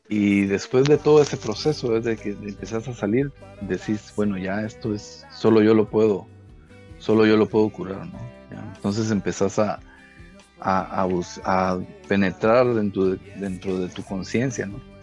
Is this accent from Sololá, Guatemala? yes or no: no; Puerto Barrios, Izabal, Guatemala; somos Guachicaná, somos de Puerto Barrios